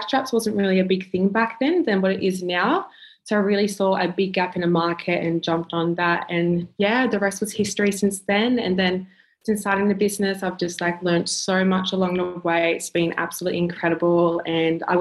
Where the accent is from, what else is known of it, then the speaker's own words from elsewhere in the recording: Wollongong, New South Wales, Australia; moved away as an adult; now in Melbourne, Australia; I'm 23 years old, currently living in Melbourne. I'm originally from Wollongong. I moved down in December last year